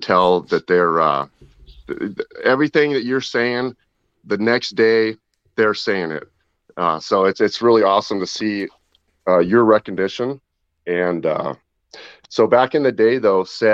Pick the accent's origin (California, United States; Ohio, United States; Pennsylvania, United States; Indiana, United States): California, United States; Clear Lake; Clear Lake, California